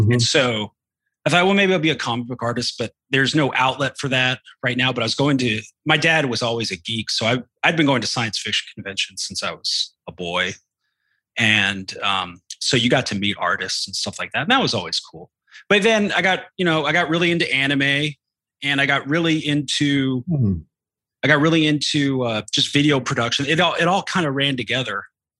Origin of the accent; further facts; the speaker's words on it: Canada; also born or lived in Texas, United States / New Zealand; I was born in Texas, and my parents from a basically working class, like I guess for lack of a better word, redneck background. But my dad was an engineer, and he built power plants for a living, and we moved around a lot. So I grew up in Canada, grew up in New Zealand